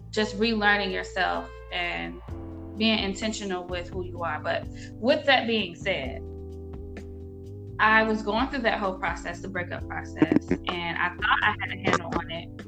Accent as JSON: {"language": "English", "town": "Norfolk", "region": "Virginia", "country": "United States", "moved": "as an adult", "lives_now": "Atlanta, United States", "said": "I'm originally from Norfolk, Virginia, but I reside here in Atlanta, Georgia. I might as well be from Atlanta. I've been here for uh, over a decade"}